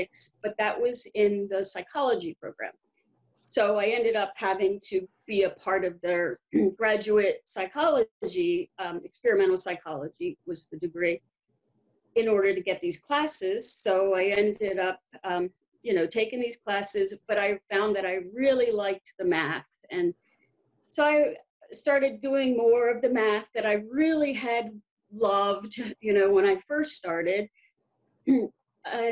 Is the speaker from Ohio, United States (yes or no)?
no; Baltimore, Maryland, United States; moved away as an adult; also born or lived in Arlington, Virginia; I grew up in West Baltimore, where the riots were